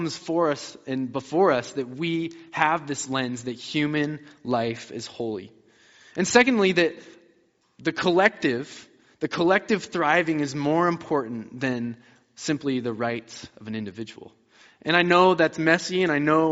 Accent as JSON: {"language": "English", "area": "about 20 minutes west of Denver", "region": "Colorado", "country": "United States", "tie": "born or raised there", "said": "I grew up in Colorado. I grew up about 20 minutes west of Denver"}